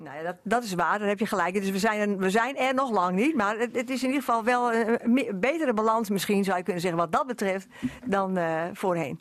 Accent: western Netherlands, Netherlands; moved away; ik kom uit Dorp, daar ben ik geboren. Dus ik kom eigenlijk uit het westen

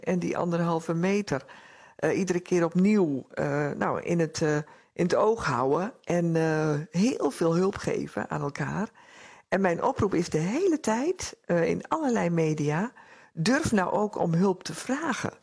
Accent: Netherlands; also born or lived in Drenthe; we als Nederlanders

